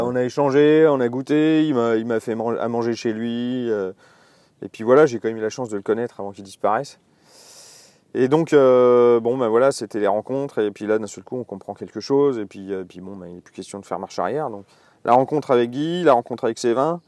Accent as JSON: {"language": "French", "area": "Alsace", "region": "Grand Est", "country": "France", "tie": "born or raised there", "moved": "as an adult", "lives_now": "Burgundy, France", "said": "je suis né en Alsace. Et je suis arrivé ici vers 20 ans et, puis j'en suis jamais reparti"}